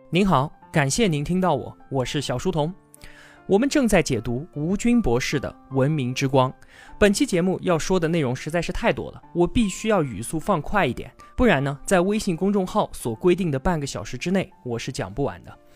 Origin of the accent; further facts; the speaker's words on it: China; 我们中国人